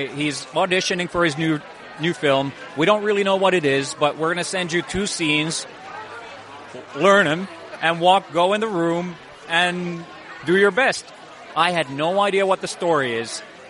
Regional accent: Finland; I've never worked in the States. I'm from Finland.

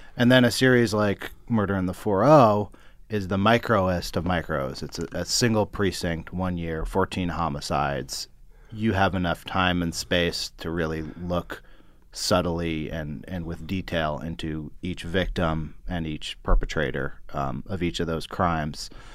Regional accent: Berkeley, California, United States; I grew up in Berkeley, but it's adjacent to Oakland

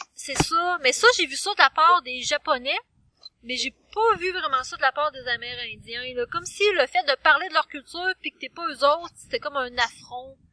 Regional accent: Quebec, Canada; nous, en tant que Québécois

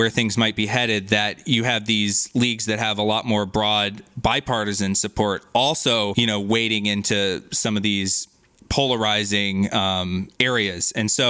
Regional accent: Georgia, United States; my home state of Georgia.

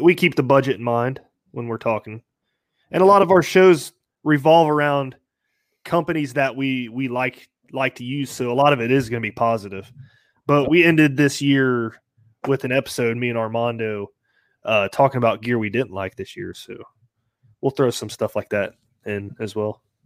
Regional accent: Kettering, Ohio, United States; I'm from Kettering, Ohio. Uh, born and raised in Ohio

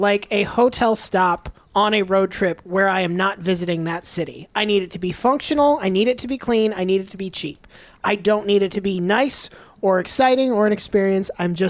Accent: Gainesville, Florida, United States; also born or lived in Tampa; I was born in Gainesville.

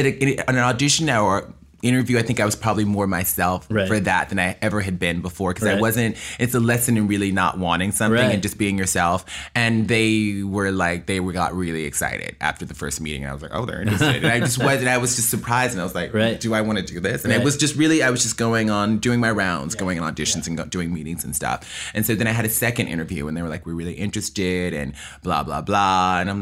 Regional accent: New York, United States; I'm a hustler. That's how it happened. I'm from New York.

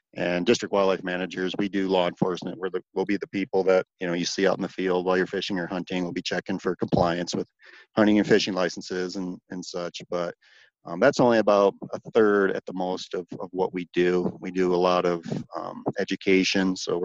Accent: Michigan, United States; And again, growing up in Michigan, I spent a bunch of time walleye fishing.

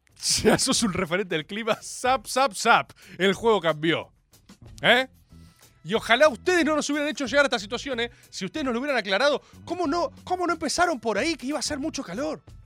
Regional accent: Dominican Republic; tu amigo el dominicano

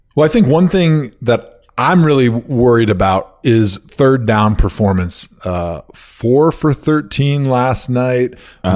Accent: Wisconsin, United States; moved away; when I was a kid growing up in Wisconsin.

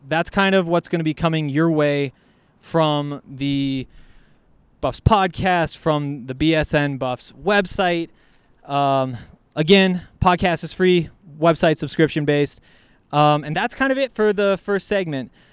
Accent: Columbia Falls, Montana, United States; I'm from Montana, from Columbia Falls, Montana, right up in the northwest corner

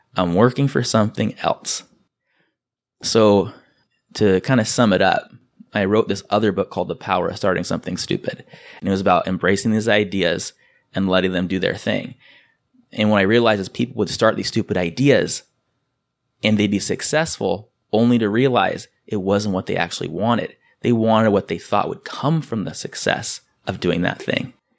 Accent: San Diego, California, United States; I'm from San Diego

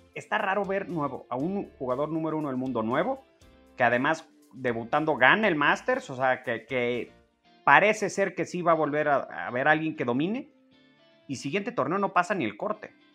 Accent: Mexico; Como mexicano

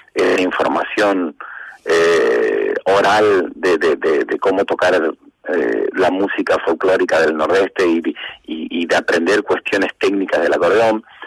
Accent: Apóstoles, Misiones, Argentina; nací en Apóstoles Misiones, capital nacional de la yerba mate

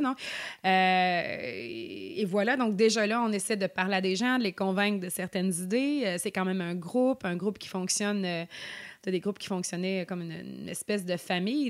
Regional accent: Sorel-Tracy, Quebec, Canada; moved away as an adult; now in Côte-Nord, Canada; je suis née à Sorel.

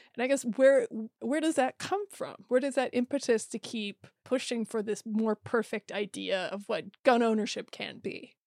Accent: Iowa, United States; I grew up in Iowa

